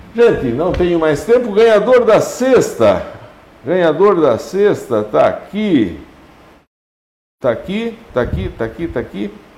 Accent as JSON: {"language": "Portuguese", "country": "Brazil", "tie": "born or raised there", "said": "Lá no São Miguel, onde eu nasci"}